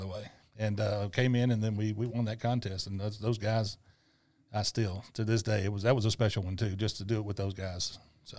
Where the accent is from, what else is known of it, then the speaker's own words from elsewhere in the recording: Tunica, Mississippi, United States; tunica was a, was my hometown